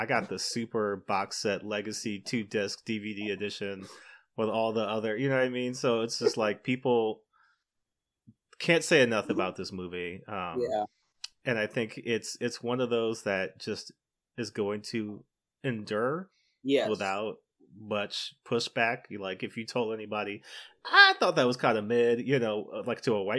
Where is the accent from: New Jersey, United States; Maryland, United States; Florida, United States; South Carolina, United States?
Maryland, United States; I'm from Maryland.